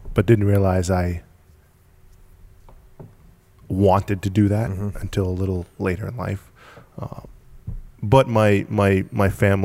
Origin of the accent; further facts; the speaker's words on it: New England, United States; also born or lived in Gloucester, Massachusetts; I was born down in Massachusetts, mm-hmm. Gloucester, mm-hmm. and moved up here when I was a young kid.